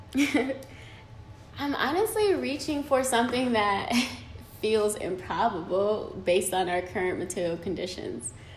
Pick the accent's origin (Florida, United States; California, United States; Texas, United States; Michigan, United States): Michigan, United States; Detroit; The hood definitely raised me. Um, like, I'm from Detroit City